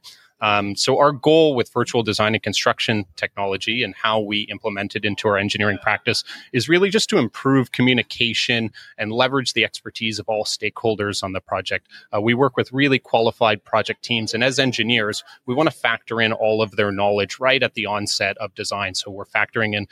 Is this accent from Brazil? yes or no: no; Canada; accent: Canadian; also born or lived in Toronto; as you may be able to gather from my accent, I'm actually Canadian. So based in Toronto